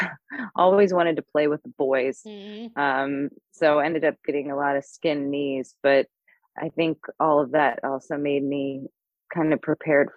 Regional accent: St. Louis, Missouri, United States; born or raised there; moved away as an adult; also born or lived in New York; now in Los Angeles, United States

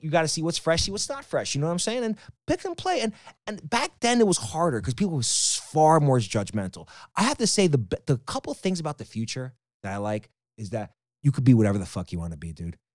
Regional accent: New York City, New York, United States; also born or lived in Las Vegas; I am born and raised in Queens, especially Jackson Heights

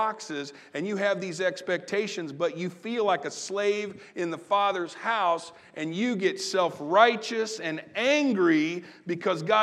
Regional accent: Southern Illinois, United States; now in Terre Haute, United States; I grew up in Southern Illinois

